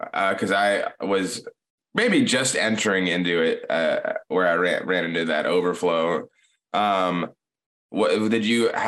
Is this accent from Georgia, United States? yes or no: yes; Atlanta, Georgia, United States; I'm just from Atlanta